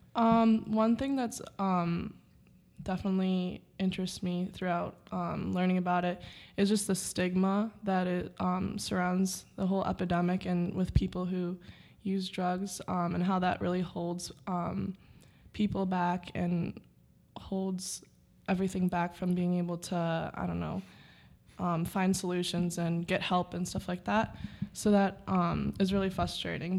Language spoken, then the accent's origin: English; Rochester, New York, United States; I'm also also from Rochester, New York.